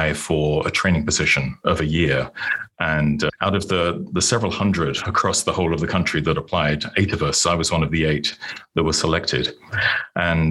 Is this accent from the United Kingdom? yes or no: yes; United Kingdom; moved away as an adult; now in Plano, United States; I was born and grew up in the UK